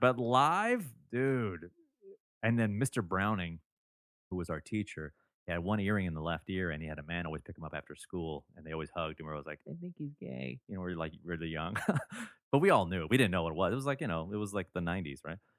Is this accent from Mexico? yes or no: no; Toronto, Ontario, Canada; my hometown of Toronto